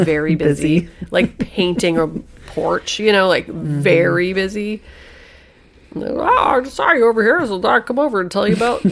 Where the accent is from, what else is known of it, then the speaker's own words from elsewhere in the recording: Hoosier, Indiana, United States; I'm a Hoosier, I'm a Midwesterner.